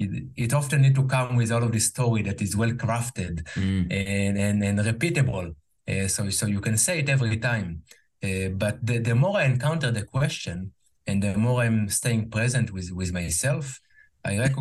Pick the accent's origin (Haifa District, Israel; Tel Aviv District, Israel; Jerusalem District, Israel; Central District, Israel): Jerusalem District, Israel; Jerusalem; English is a second language; moved away as an adult; now in United States; I grew up in Israel, in Jerusalem, Israel. I now live in the US, where I also work in English